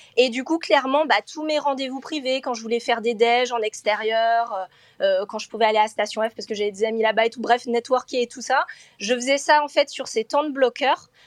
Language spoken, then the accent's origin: French; France; moved away as an adult; now in Hamburg, Germany; je suis française